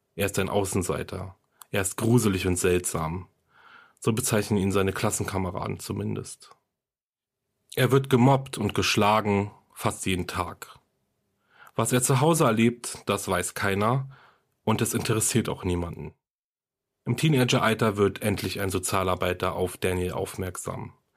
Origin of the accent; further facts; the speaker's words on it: Germany; Hier bei uns in Deutschland